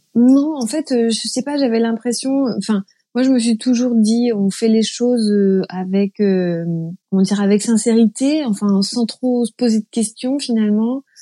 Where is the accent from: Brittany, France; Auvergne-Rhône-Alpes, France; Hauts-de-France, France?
Brittany, France; Plaine-Haute; also born or lived in Saint-Brieuc; je suis née à Saint-Brieuc, dans les Côtes d'Armor. Et j'ai grandi pas très loin de Saint-Brieuc, à une vingtaine de, minutes, 15 kilomètres, dans un petit village qui s'appelle Plaine Haute